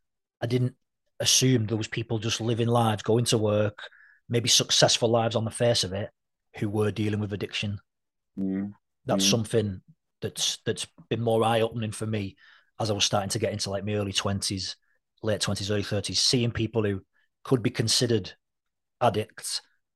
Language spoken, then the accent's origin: English; St Helens, North West England, United Kingdom; growing up in St. Helens